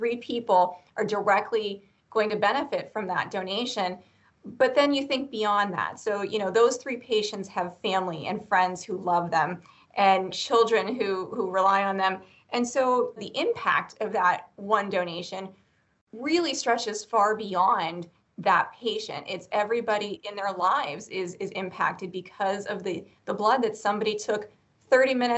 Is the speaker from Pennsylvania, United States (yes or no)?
yes; Erie, Pennsylvania, United States; I'm from Erie, so I know the community well. I grew up here